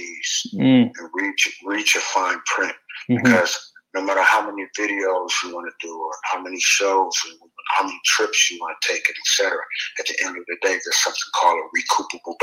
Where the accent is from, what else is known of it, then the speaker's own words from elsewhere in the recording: San Francisco, California, United States; being from Frisco